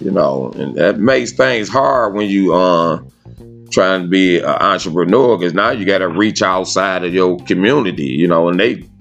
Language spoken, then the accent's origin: English; Detroit, Michigan, United States; moved away as an adult; now in Tennessee, United States; I was actually forced from Detroit. I was ejected from Detroit, and I stayed away from there for a bunch of years.